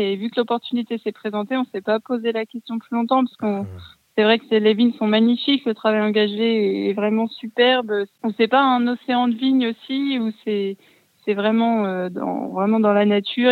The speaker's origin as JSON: {"language": "French", "town": "Bourg-en-Bresse", "region": "Auvergne-Rhône-Alpes", "country": "France", "moved": "yes", "said": "je suis originaire de Bourg-en-Bresse"}